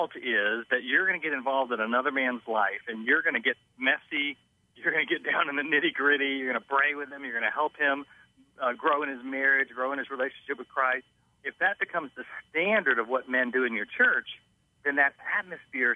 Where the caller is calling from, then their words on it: Orlando, Florida, United States; I'm calling from Orlando, Florida